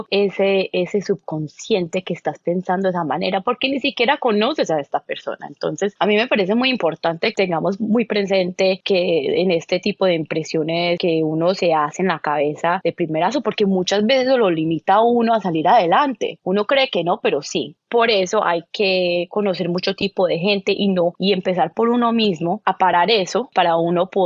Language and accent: Spanish; Colombia; now in United States; Entonces, cuando yo llegué de Estados Unidos, eh, de, perdón, de Colombia, yo sí tenía un acento. Eh, y sobre todo a nivel profesional y estando en Nueva York y en Chicago